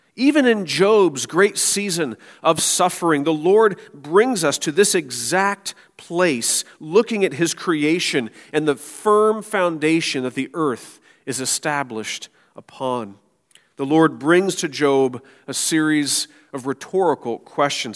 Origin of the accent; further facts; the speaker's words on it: Florida, United States; moved away as an adult; now in Michigan, United States; I grew up in Florida